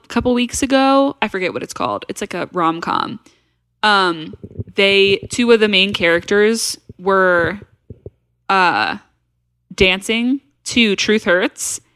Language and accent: English; Nashville, Tennessee, United States; We're from Nashville